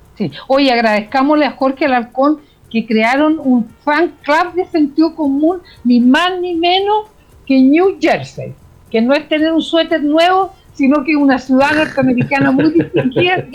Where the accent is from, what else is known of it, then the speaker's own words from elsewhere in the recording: Chile; somos los chilenos